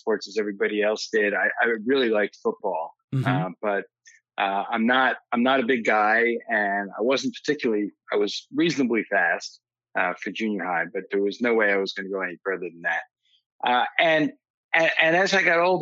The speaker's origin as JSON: {"language": "English", "town": "West Orange", "region": "New Jersey", "country": "United States", "tie": "born or raised there", "also_born_or_lived": "Bergen County, New Jersey", "said": "I live in Bergen County now, and I grew up in Essex County in West Orange, so I haven't really moved that far away"}